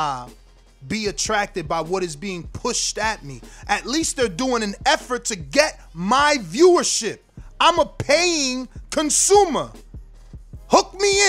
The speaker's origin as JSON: {"language": "English", "country": "United States", "said": "I'm American"}